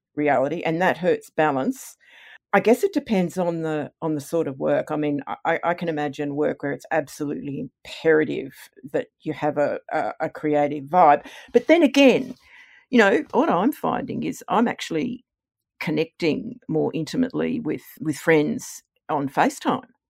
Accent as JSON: {"language": "English", "region": "Queensland", "country": "Australia", "tie": "born or raised there", "also_born_or_lived": "Canberra", "moved": "as an adult", "lives_now": "Nerang, Australia", "said": "growing up in Sir Joe's police state"}